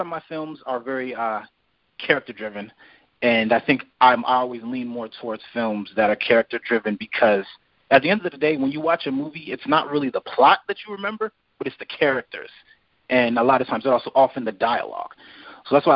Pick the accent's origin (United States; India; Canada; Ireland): United States; East Coast; moved away; I'm not from South Central. I'm from the East Coast originally